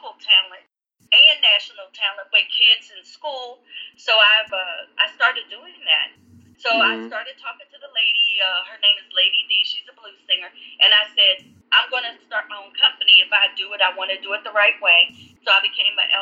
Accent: West Virginia, United States; now in Washington, D.C., United States; Growing up in West Virginia, I was very blessed

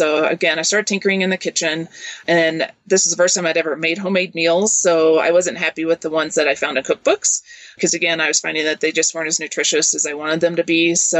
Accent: Kentucky, United States; moved away as an adult; also born or lived in Seattle, Washington; now in New Mexico, United States; I grew up in Kentucky, so we really didn't camp or backpack then.

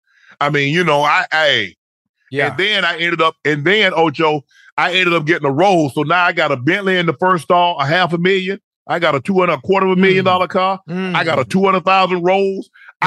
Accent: Long Island, New York, United States; Well, I was from Strong Island.

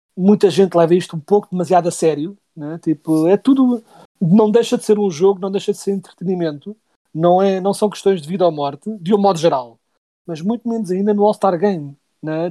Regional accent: Portugal; Nós somos portugueses

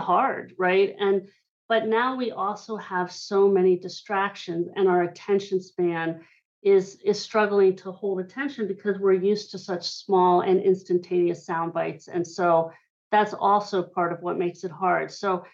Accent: Hershey, Pennsylvania, United States; I grew up in Hershey, Pennsylvania

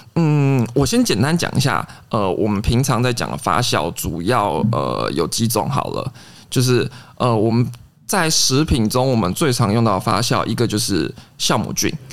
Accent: Taiwan; 我们一般台湾说到的梅子酒

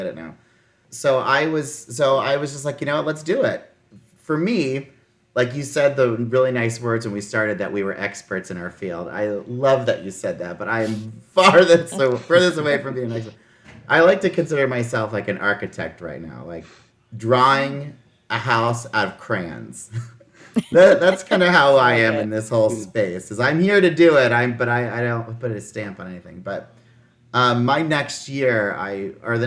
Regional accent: Midwest, United States; I grew up in the Midwest. I went to my town, I lived in rural towns.

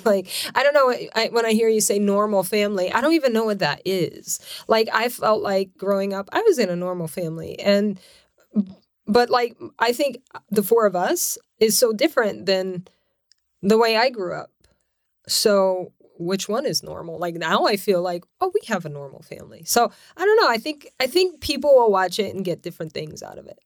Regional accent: Lafayette, Louisiana, United States; moved away as an adult; also born or lived in New York City / Connecticut; now in California, United States; I was born and raised in Louisiana, Lafayette, Louisiana, and so lived there twenty-five years

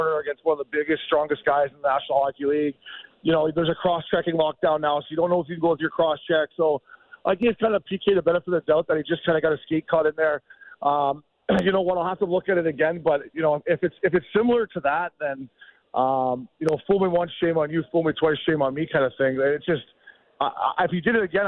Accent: Port Hope, Ontario, Canada; I grew up in Port Hope, Ontario.

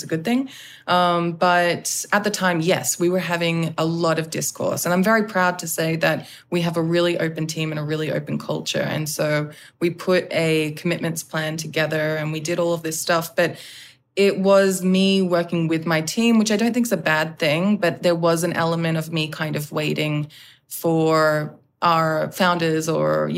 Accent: Australia; now in Los Angeles, United States; being in LA, being an Australian, leading a predominantly American team

